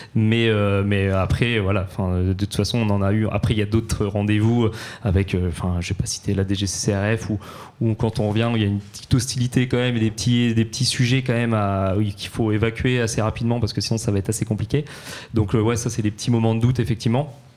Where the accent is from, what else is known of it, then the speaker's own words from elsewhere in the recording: Normandy, France; now in Paris, France; chez nous en Normandie ou ici à Paris